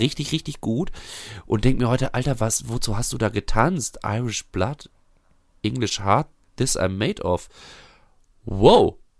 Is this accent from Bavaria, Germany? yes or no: no; Bünde, North Rhine-Westphalia, Germany; also born or lived in Bielefeld; meiner Heimatstadt Bünde